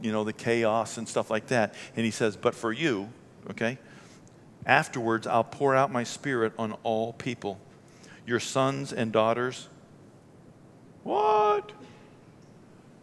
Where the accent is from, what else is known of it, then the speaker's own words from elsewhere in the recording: United States; born and raised in America